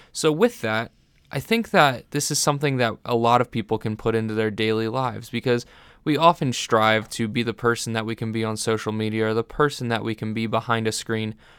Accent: Vineland, New Jersey, United States; I'm from Vineland, New Jersey

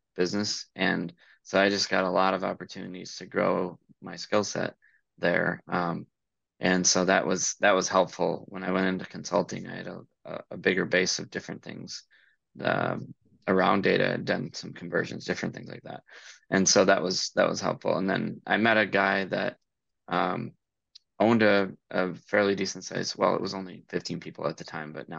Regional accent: Iowa, United States; I grew up in Iowa

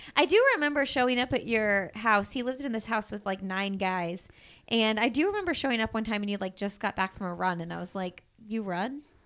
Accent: Bloomington, Indiana, United States; I'm from Bloomington. So we both, we were going to school at I U, which is my hometown, by the way

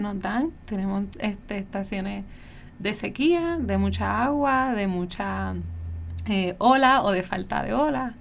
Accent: Caguas, Puerto Rico; also born or lived in San Juan metropolitan area, Puerto Rico; me crié en Caguas, este, mis papás aún residen en Caguas

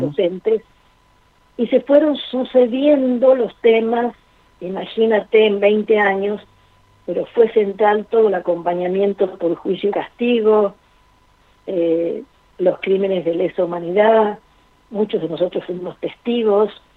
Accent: Argentina; nosotros como país, como Argentina, tiene una sólida cultura política

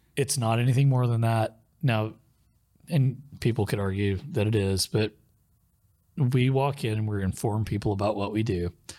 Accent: Muskogee, Oklahoma, United States; also born or lived in Tulsa, Oklahoma; where I grew up in Muskogee, um, we didn't have cable 'cause I lived out in a rural area

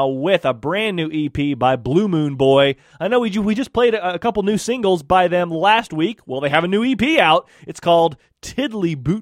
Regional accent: United States; I'm American

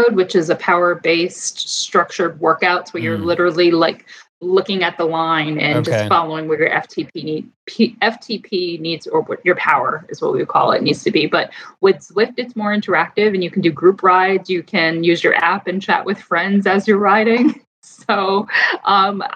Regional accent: New York, United States; also born or lived in Boston; I grew up right outside of New York City.

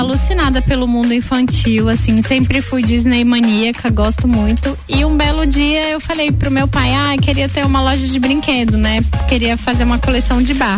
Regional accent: Brasília, Federal District, Brazil; moved away as an adult; now in Lages, Brazil; eu sou de Brasília, como dizem, né, lá de cima

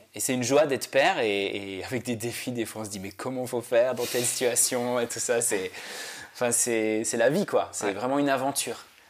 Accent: Switzerland; moved away; also born or lived in Paris; moi je viens de Suisse

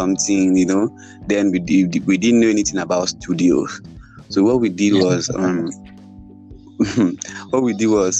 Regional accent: Cross River, Nigeria; I'm from Cross River State, and I am the first child of my family here.

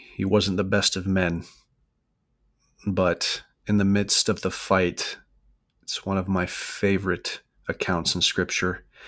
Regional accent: United States; I am American

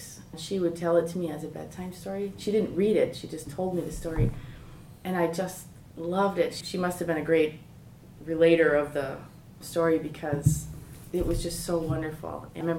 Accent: Milwaukee, Wisconsin, United States; I am 55, and I'm from Milwaukee. I grew up here, and I actually went to Marquette as well.

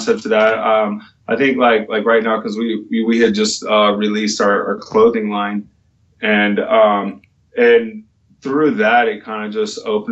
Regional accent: California, United States; I was born and raised in California

